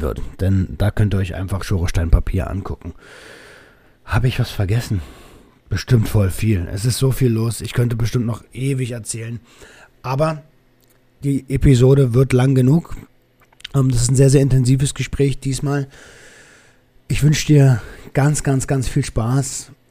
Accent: Berlin, Germany; accent: Berliner Schnauze; als Berliner mit meiner Berliner Schnauze

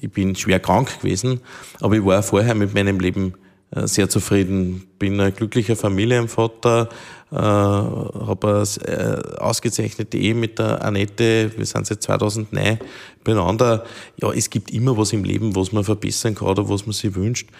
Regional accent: Steinhaus, Upper Austria, Austria; in meiner Heimatgemeinde

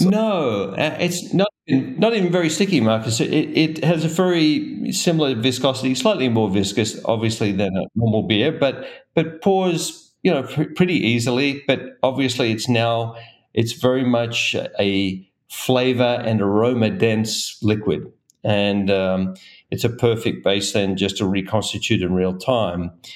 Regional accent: Australia; now in Golden, United States; I'm originally from Australia

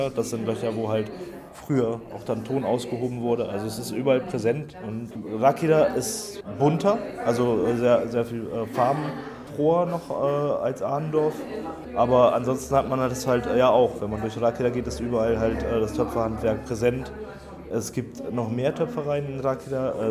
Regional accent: Adendorf, North Rhine-Westphalia, Germany; moved away as an adult; now in Colombia; Ich bin aus Adendorf kennen Arndorf, bin hier aufgewachsen und arbeite in der Nähe von Rakida.

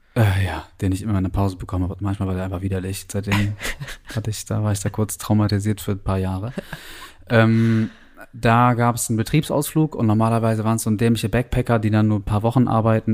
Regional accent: Northern Germany, Germany; moved away; also born or lived in New Zealand; als Norddeutsche

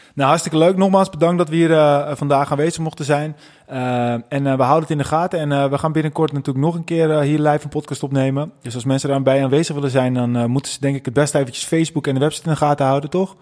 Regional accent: North Holland, Netherlands; wij zijn ook echte Noord-Hollanders

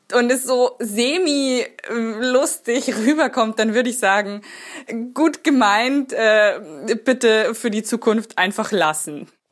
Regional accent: Lower Saxony, Germany; ich komme aus Niedersachsen und Dialekt ist jetzt für mich irgendwie sehr, sehr, sehr weit weg von allem

